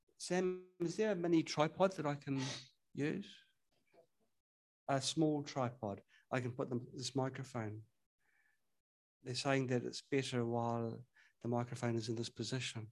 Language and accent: English; New Zealand; now in China; I'm in China, but I'm from New Zealand